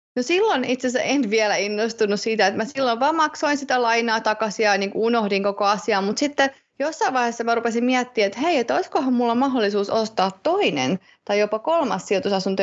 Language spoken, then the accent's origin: Finnish; Tampere, Pirkanmaa, Finland; moved away; Tampereelta, kun mä oon sieltä kotosin